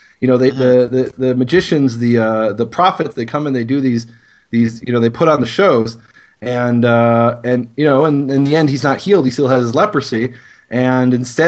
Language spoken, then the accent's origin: English; Chicago, Illinois, United States; I come from Chicago